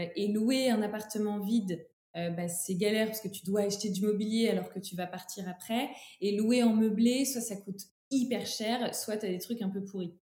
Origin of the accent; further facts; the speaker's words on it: Troyes, Grand Est, France; je suis originaire de Troyes, qui est un bastion historique du textile français, euh, pas très loin de, de Paris, en Champagne-Ardenne.